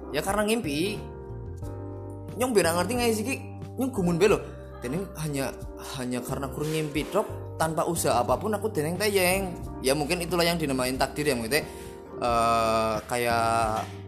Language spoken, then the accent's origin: Indonesian; Sidabowa, Central Java, Indonesia; born or raised there